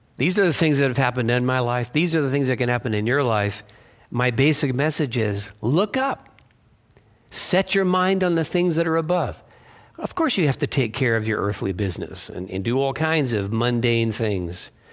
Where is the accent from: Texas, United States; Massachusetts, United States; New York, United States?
Massachusetts, United States; I was born in Massachusetts